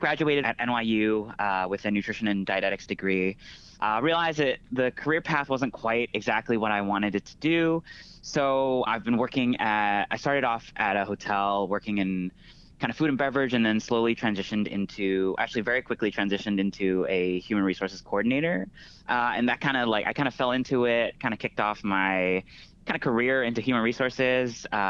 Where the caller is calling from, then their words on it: San Francisco, California, United States; So I'm currently in San Francisco.